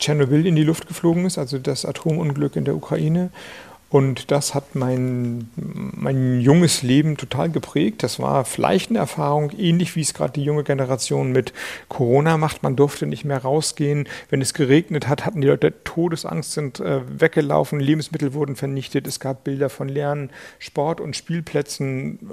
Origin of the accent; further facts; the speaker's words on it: Schleswig-Holstein, Germany; ich komme aus Schleswig-Holstein